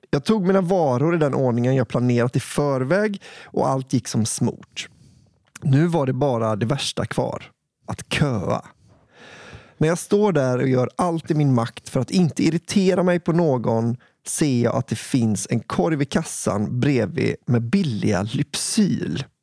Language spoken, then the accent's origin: Swedish; Gotland, Sweden; Nu gör min hjärna en vild koppling. Jag kommer från Gotland.